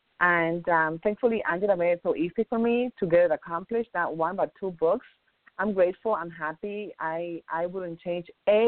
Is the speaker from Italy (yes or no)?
no; Dominican Republic; Dominican Republic.